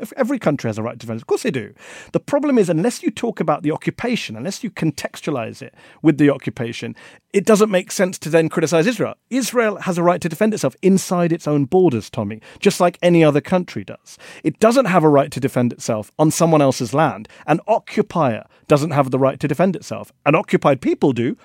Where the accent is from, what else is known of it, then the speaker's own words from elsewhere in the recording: India; I'm from India